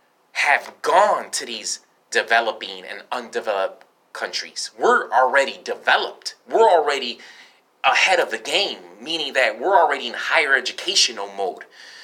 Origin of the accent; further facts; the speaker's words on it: Chicago, Illinois, United States; also born or lived in Northwest Indiana; I was born in South Chicago Hospital.